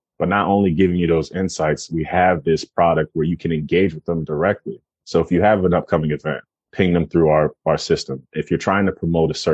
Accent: Jamaica; also born or lived in Philadelphia; I'm Jamaican

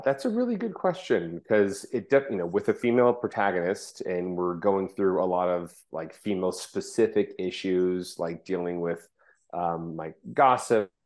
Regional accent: Orange County, Southern California, United States; I grew up in Orange County, um, Southern California, not Florida

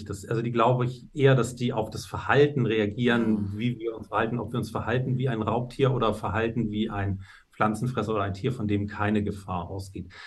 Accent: Hamburg, Germany; bin ich in Hamburg zur Schule gegangen gegangen

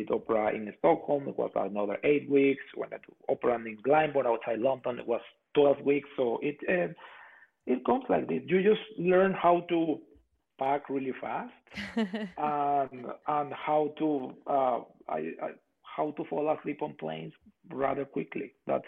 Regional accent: Puerto La Cruz, Anzoátegui, Venezuela; English is a second language; moved away as an adult; also born or lived in Europe; now in San Diego, United States; my hometown, Puerto La Cruz, Barcelona in Venezuela, their team there is called Caribes.

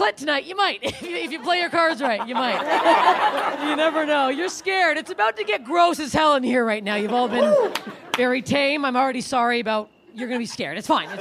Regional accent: Canada; moved away; I'm Canadian

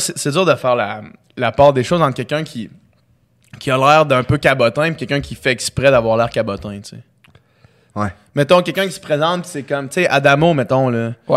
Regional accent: Quebec City, Quebec, Canada; also born or lived in Chicoutimi; j'ai 26 ans. Euh, je suis né à Chicoutimi, j'ai grandi à Québec

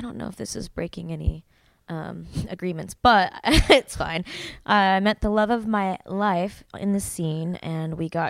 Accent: Arizona, United States; moved away as an adult; also born or lived in Tempe, Arizona; now in Long Beach, United States; Well, I was born and raised in Arizona. I just moved to Long Beach less than a month ago

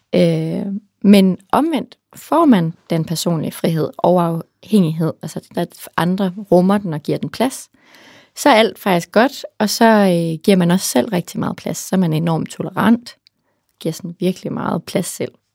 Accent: Central Jutland, Central Denmark Region, Denmark; now in Copenhagen, Denmark; jeg er selv fra Midtjylland

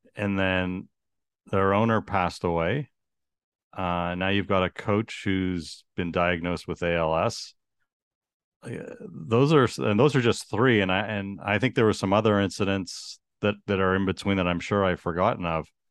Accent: Toronto, Ontario, Canada; growing up in Toronto

